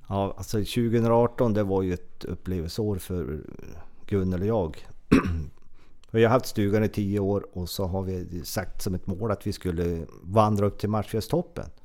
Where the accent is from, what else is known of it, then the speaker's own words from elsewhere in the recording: Trehörningsjö, Västernorrland County, Sweden; jag är ju född i en eh, kommun, Örnsköldsviks kommun, där det fanns ett BB. Min födelseort är ju Trehörners, en liten, liten, liten ort